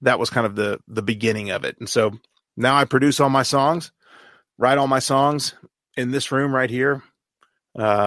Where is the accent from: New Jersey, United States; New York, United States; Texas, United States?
Texas, United States; Dallas; moved away as an adult; now in Nashville, United States; I grew up in Dallas, Texas